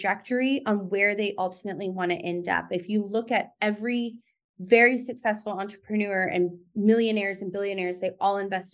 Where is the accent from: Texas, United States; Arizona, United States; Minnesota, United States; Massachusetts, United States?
Arizona, United States; Tucson; also born or lived in Phoenix; I'm from Tucson, born and raised